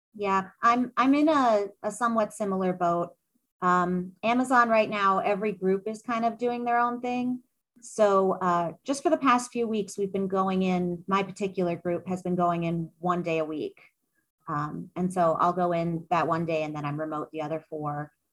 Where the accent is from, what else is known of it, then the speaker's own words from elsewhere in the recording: New York City, New York, United States; moved away as an adult; now in Seattle, United States; I was actually born and raised in Manhattan